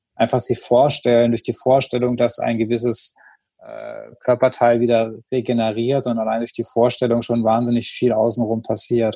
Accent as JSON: {"language": "German", "region": "Rhineland-Palatinate", "country": "Germany", "tie": "born or raised there", "said": "vom Dorf kommt, also ich komme halt aus der Pfalz und da haben wir halt Weinfeste"}